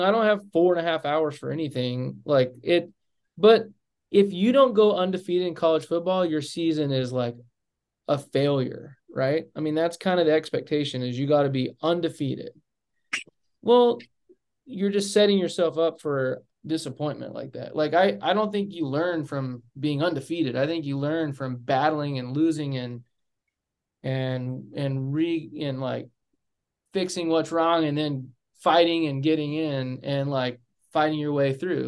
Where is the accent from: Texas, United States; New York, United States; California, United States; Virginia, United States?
Texas, United States; Amarillo; I didn't grow up in Dallas. I grew up in Amarillo, or as we say in Amarillo, Amarilla.